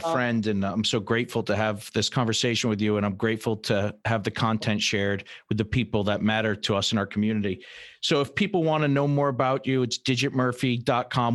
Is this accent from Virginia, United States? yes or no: no; Fall River, Massachusetts, United States; when I was a little kid, I grew up in Fall River